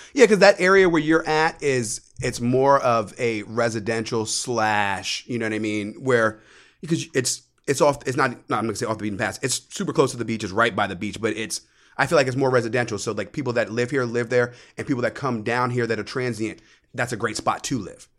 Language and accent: English; United States; also born or lived in New York; now in Florida, United States; I was raised right outside of D C